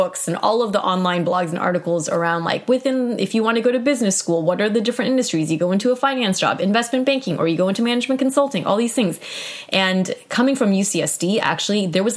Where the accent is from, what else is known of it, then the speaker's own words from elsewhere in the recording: Southern California, United States; I was from SoCal at a no-name school